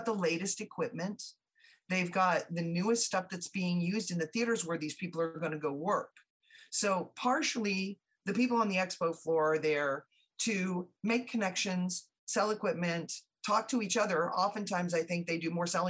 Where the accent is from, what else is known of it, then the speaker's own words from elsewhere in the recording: Southeast, United States; I grew up in the Southeast